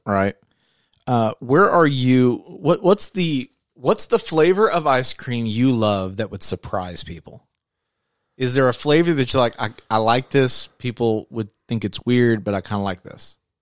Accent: Searcy, Arkansas, United States; we're from Searcy, Arkansas, and so we have a hometown brand made here

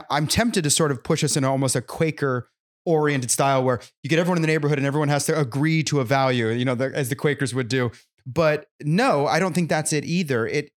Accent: California, United States; now in Nashville, United States; I come originally from California, where the market didn't play by the same rules as everybody other state.

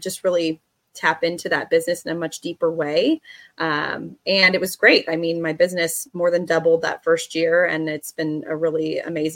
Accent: Bay Area, California, United States; moved away as an adult; also born or lived in Sonoma County, California; now in Boise, United States; born and raised in the Bay Area

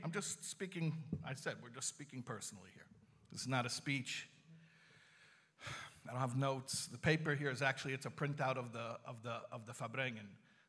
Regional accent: Chicago, Illinois, United States; I'm from Chicago, I didn't grow up in Crown Heights

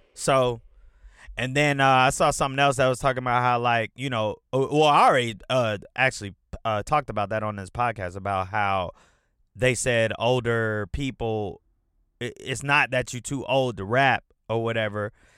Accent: Atlanta, Georgia, United States; also born or lived in Detroit, Michigan; I've been in Atlanta since I was nine years old

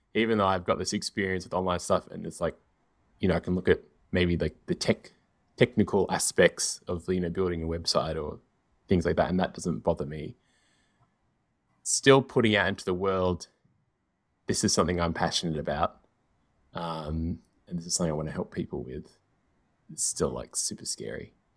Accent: Australia; growing up in Australia where we had like so much American television

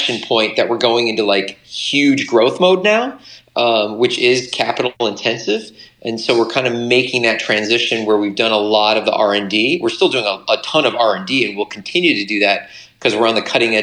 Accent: Michigan, United States; I'm from Michigan

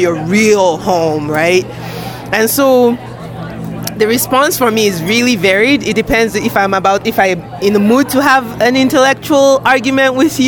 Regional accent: Nigeria; So when people said, where are you from? I just said, Nigeria.

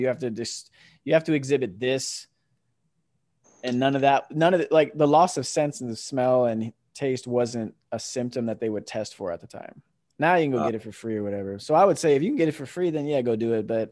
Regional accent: Kissimmee, Florida, United States; moved away as an adult; also born or lived in New Jersey; I was born in New Jersey. We moved to Florida when I was 5, so I grew up in Kissimmee, just south of Poinciana.

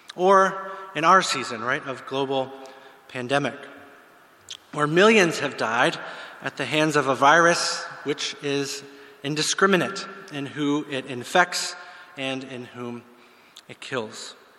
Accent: Pittsburgh, Pennsylvania, United States; moved away as an adult; I'm from the States. I grew up in the Pittsburgh area

